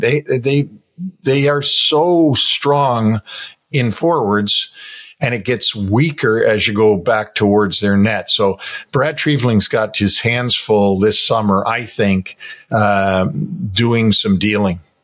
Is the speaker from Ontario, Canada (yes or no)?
yes; Toronto, Ontario, Canada; moved away; I'm from Toronto